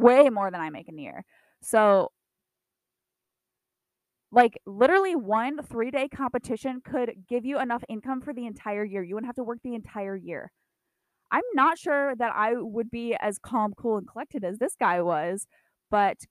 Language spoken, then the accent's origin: English; Iowa, United States; My hometown had two tornadoes around it